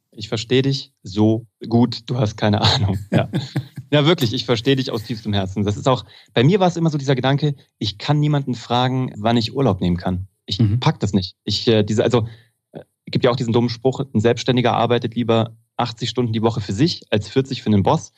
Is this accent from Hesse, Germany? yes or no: yes; Kassel, Hesse, Germany; moved away as an adult; also born or lived in Cologne; ich komme aus Kassel, das ist Preußen